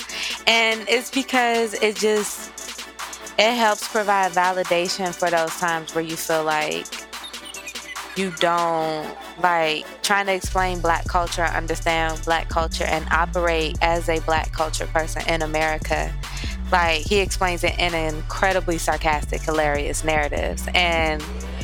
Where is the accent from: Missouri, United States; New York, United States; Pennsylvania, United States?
Missouri, United States; I grew up in Missouri